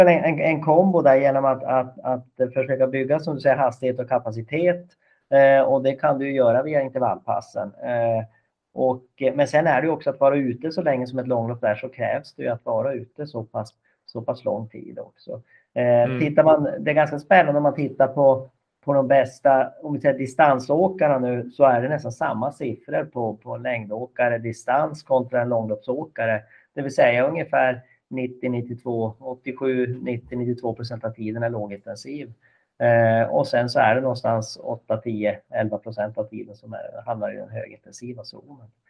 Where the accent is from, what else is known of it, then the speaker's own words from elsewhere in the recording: Kalix, Norrbotten County, Sweden; så jobbade jag som rektor hemma i Kalix kommun